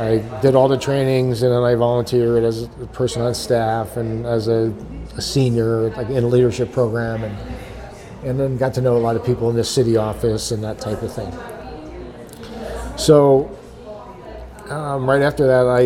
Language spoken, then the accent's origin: English; Northwestern New Jersey, United States; moved away as an adult; also born or lived in California; Born in New Jersey. Northwestern New Jersey, about 33 miles northwest of Manhattan, and was born and raised there